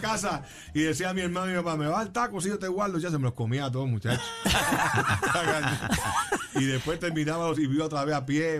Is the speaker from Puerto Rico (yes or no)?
yes; Caguas, Puerto Rico; also born or lived in New York; now in Juncos, Puerto Rico; Yo soy de Cagua y desde y ahora soy, de Junco